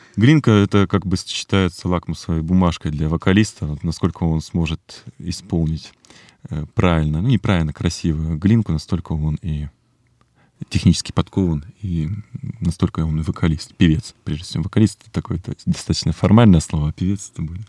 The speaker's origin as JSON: {"language": "Russian", "town": "Irkutsk", "region": "Irkutsk Oblast", "country": "Russia", "tie": "born or raised there", "moved": "as an adult", "lives_now": "Moscow, Russia", "said": "в этом городе, в Иркутске, моем родном городе"}